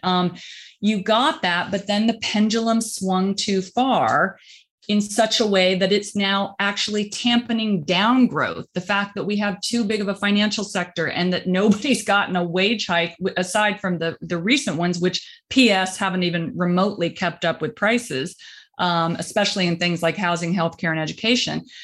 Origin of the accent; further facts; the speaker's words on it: rural Indiana, United States; moved away; I'm from Indi-, rural Indiana